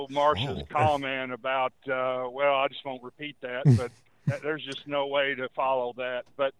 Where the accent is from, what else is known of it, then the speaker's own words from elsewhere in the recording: Louisville, Kentucky, United States; now in Lexington, United States; I grew up in Louisville in St. Matthews